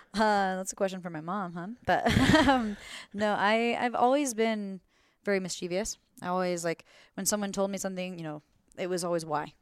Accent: Florida, United States; moved away as an adult; now in Glenwood Springs, United States; I'm originally from Florida

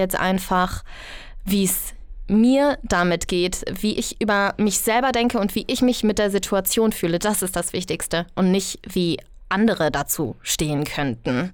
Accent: Bergisches Land, North Rhine-Westphalia, Germany; moved away as an adult; now in Berlin, Germany; ich komme aus dem Bergischen Land und ich bin dann, ja, nach Berlin gezogen

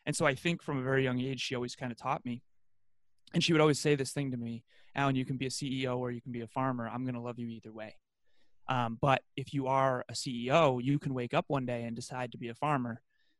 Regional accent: Massachusetts, United States; So, Massachusetts, what was that like for m

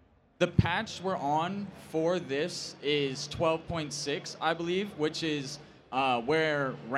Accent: Louisiana, United States; I'm from Louisiana.

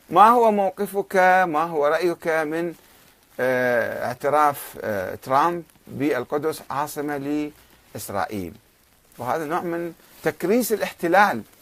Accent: Karbala, Karbala Governorate, Iraq; أنا إنسان ابن كربلاء وبالتالي ابن النجف وابن العراق

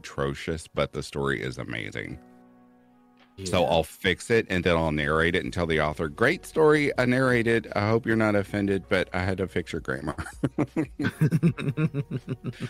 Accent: Kentucky, United States; accent: southern twang; I'm from Kentucky, so anytime you need southern twang, I got you

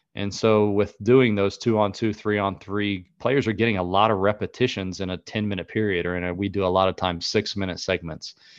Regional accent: North Carolina, United States; where I was from North Carolina

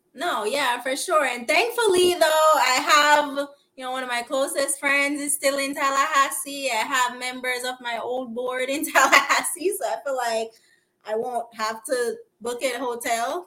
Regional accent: Kingston, Jamaica; also born or lived in Philadelphia, United States / Florida, United States; now in Los Angeles, United States; I'm from Kingston

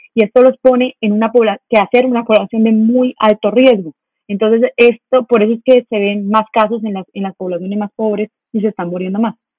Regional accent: Colombia; nosotros como colombianos

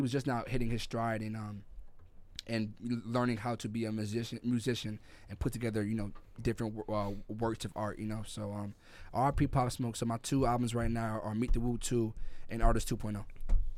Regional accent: New York City, New York, United States; moved away; also born or lived in Jamaica; I'm from Brooklyn, New York, Crown Heights

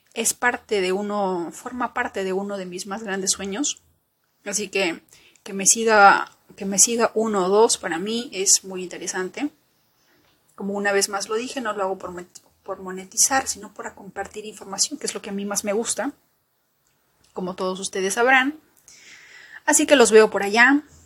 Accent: Peru; como peruana

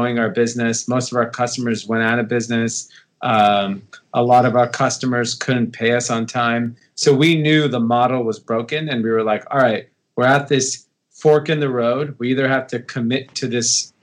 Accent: Los Angeles, California, United States; I grew up in Los Angeles, California. Grew up in the suburbs of LA, an area called Granada Hills

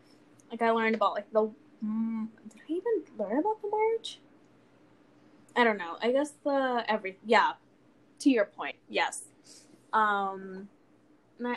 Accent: California, United States; now in Colorado, United States; from like California, mm-hmm. which I've lived in my whole life.

